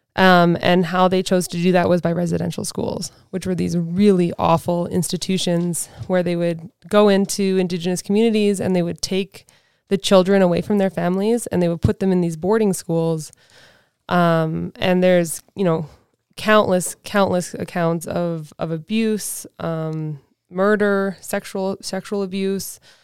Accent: Alert Bay, British Columbia, Canada; also born or lived in Vancouver Island; I grew up in Alert Bay, British Columbia, which is a very small island

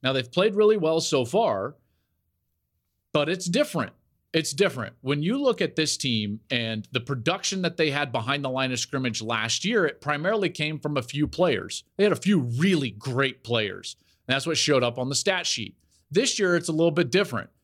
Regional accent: Denver, Colorado, United States; Growing up in the Denver area

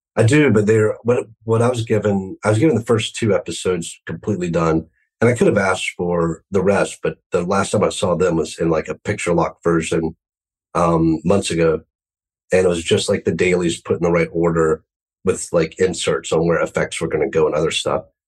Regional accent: United States; growing up in the United States

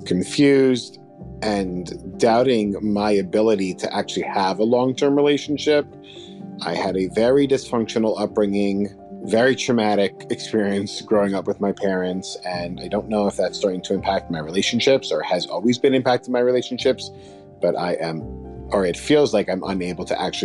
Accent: New York, United States

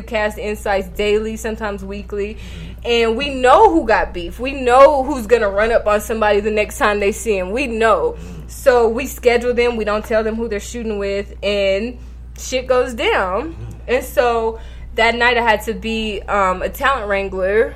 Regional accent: New York City, New York, United States; I'm from Park Hill

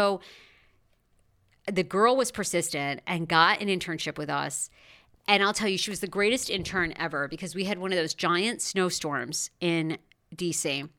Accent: Maine, United States; also born or lived in Washington, D.C.; now in Los Angeles, United States; I grew up in Maine

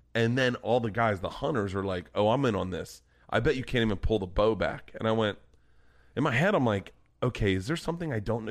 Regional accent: Florida, United States; growing up in Florida, there were al-, always compound bows or recurve bows around.

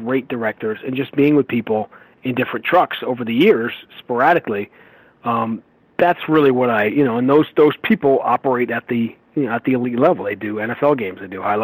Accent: New York City, New York, United States; moved away; I grew up in New York

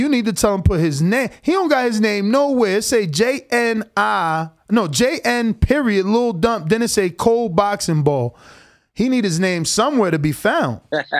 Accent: East Coast, United States; No, I hear you. I'm from the East Coast too.

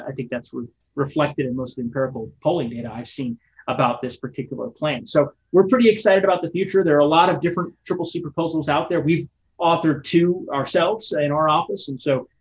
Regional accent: Colorado, United States; I grew up in Colorado, as you know. I moved here when I was six and I've never left

